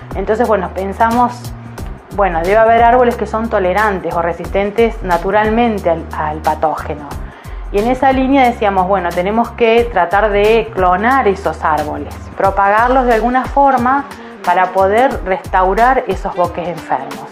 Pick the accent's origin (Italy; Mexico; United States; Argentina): Argentina; Esquel, Chubut; moved away as an adult; also born or lived in Córdoba, Argentina; Soy patagónica, nacida en Esquel, así que después de unos años de estar en Córdoba decidí volver